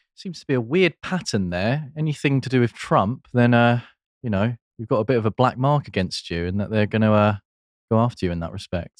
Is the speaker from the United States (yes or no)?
no; United Kingdom; we're British